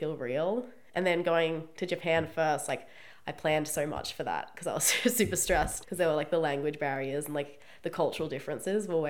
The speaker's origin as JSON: {"language": "English", "country": "Australia"}